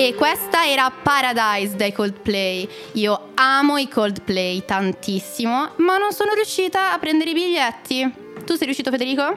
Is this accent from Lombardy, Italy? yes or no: yes; Monza, Lombardy, Italy; io sono di Monza